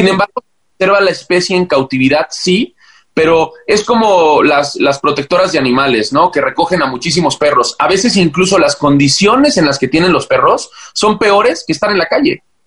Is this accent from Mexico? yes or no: yes; Mexico; siendo mexicano